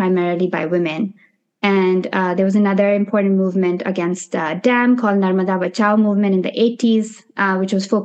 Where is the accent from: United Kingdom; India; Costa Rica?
India; moved away as an adult; also born or lived in Nepal; now in New York City, United States; growing up in India and Nepal during the 90s and early 2000s and the 10s